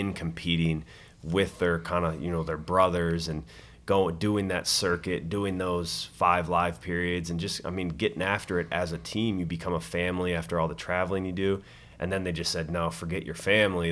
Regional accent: Colorado, United States; moved away; I'm from Colorado

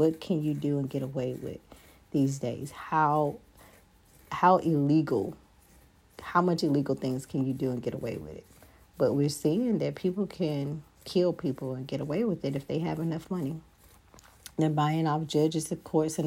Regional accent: United States; we're not born with as an American

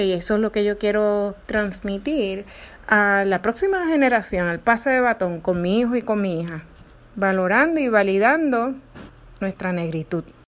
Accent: Puerto Rico; como madre, puertorriqueña, negra

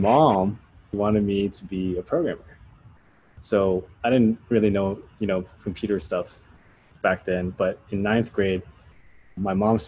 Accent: Maryland, United States; I grew up in Maryland, outside of the Washington, D.C. metropolitan area.

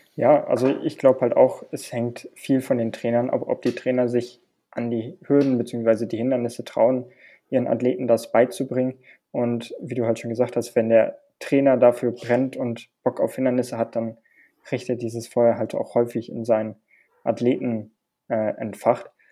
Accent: Hilden, North Rhine-Westphalia, Germany; moved away; bei uns in Hilden auf der Anlage

